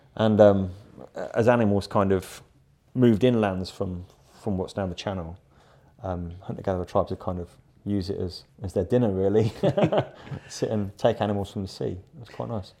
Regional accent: Rugby, West Midlands, United Kingdom; also born or lived in London; now in Battle, United Kingdom; I was born in a, in a town called Rugby, which is still very close to my heart

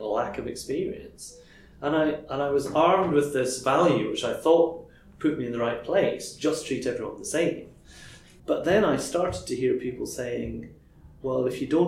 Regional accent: Crieff, Scotland, United Kingdom; I grew up in a very monocultural environment, a small town in Crieff.

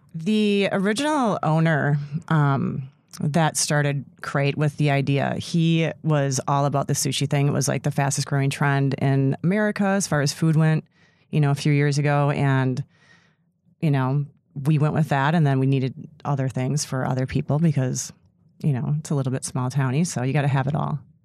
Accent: Sister Bay, Wisconsin, United States; I grew up in Sister Bay, so I've been working in restaurants.

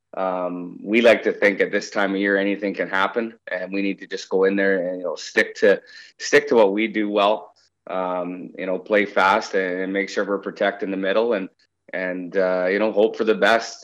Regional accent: Victoria, British Columbia, Canada; moved away; I'm from Vancouver Island, um, you know, so I was raised in uh, Victoria, BC

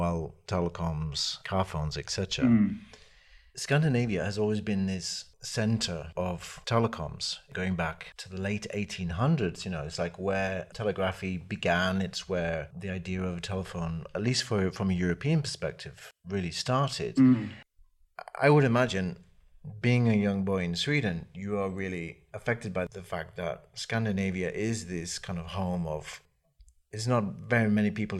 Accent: Canada; I was raised in Canada, and I remember the long winters

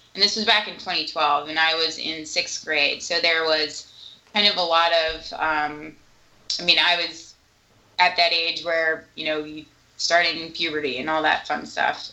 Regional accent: New England, United States; moved away as an adult; also born or lived in Salt Lake City; I grew up in New England

